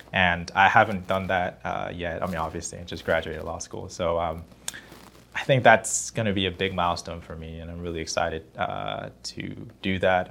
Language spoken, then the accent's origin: English; South Korea; now in Los Angeles, United States; I grew up in Korea